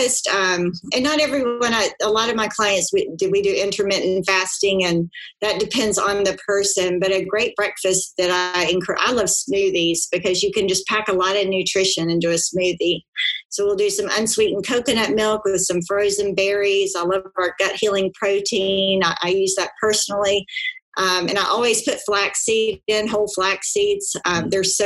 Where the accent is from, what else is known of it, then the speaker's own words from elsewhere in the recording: South Georgia, United States; I grew up in South Georgia and we were a meat eater